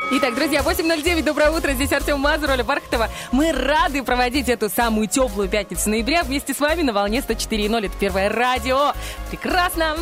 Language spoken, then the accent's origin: Russian; Dnestrovsk, Transnistria, Moldova; moved away; у меня в школе, в, я из Днестровска, в школе, во второй